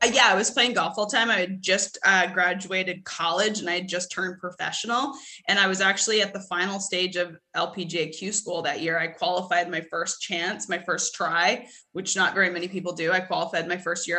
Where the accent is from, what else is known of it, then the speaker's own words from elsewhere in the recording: Edmonton, Alberta, Canada; moved away as an adult; now in United States; I'm originally from Edmonton